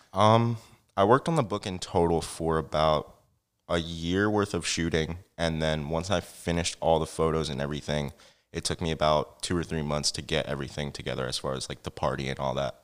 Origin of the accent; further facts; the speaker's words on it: Franklin Township, New Jersey, United States; now in Easton, Pennsylvania, United States; I was actually born in New Jersey.